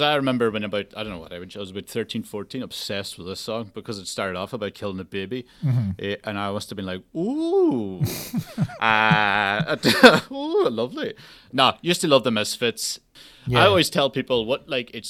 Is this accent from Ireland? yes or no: yes; Donegal, Ulster, Ireland; accent: Donegal; we're all from Donegal